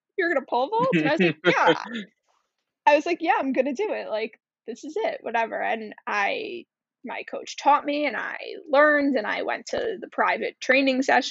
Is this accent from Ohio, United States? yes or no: no; Cold Spring Harbor, New York, United States; I grew up, and I'm from Cold Spring Harbor